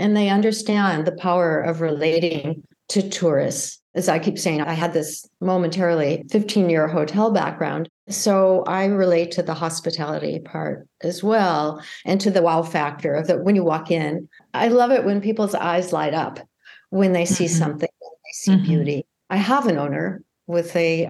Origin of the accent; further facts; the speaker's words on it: United States; moved away as an adult; also born or lived in France; as an American